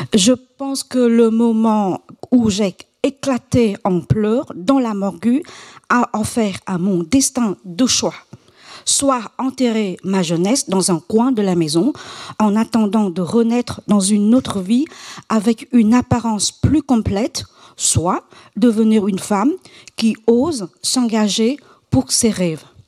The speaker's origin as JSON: {"language": "French", "region": "Quảng Trị", "country": "Vietnam", "tie": "born or raised there", "said": "Je suis née à Quang Chi, l'une des provinces les plus pauvres du centre du Vietnam"}